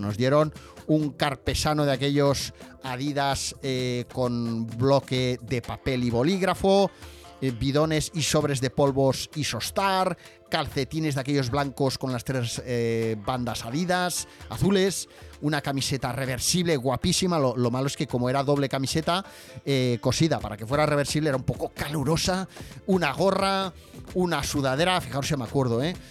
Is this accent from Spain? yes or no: yes; Barcelona, Catalonia, Spain; yo nací en las Ramblas de Barcelona